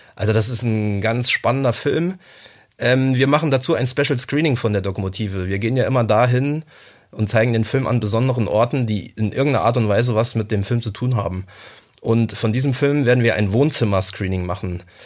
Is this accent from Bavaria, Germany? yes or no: no; Saarland, Germany; in meiner Jugend im Saarland